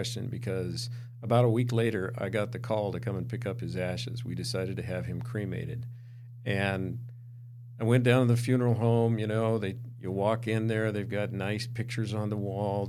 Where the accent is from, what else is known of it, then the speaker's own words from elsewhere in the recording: Montana, United States; moved away; I grew up in Montana